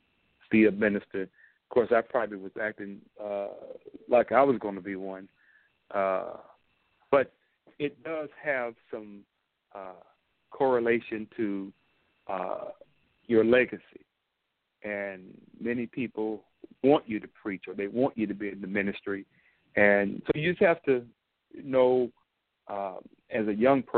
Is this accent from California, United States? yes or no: no; Dumas, Arkansas, United States; moved away; I grew up in Arkansas, a southern part of this United States, small but not insignificant. City of Dumas